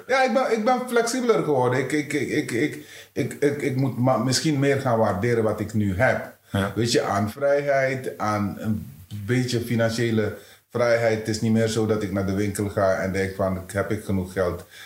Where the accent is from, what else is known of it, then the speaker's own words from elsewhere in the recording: Suriname; moved away as an adult; now in Netherlands; maar in Suriname, ik heb kennis leren maken, kennis gemaakt met discriminatie op jonge leeftijd